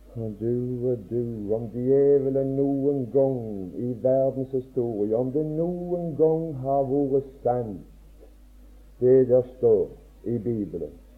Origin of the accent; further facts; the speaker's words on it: Åkrehamn, Rogaland, Norway; hjemme på Åkra